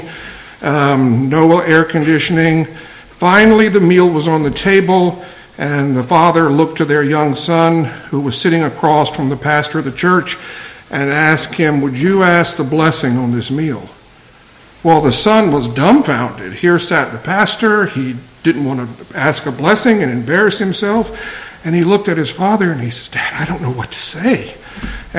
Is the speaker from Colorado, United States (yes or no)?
no; Virginia, United States; moved away as an adult; also born or lived in Boston; I'm originally from Virginia, spent most of my life in the South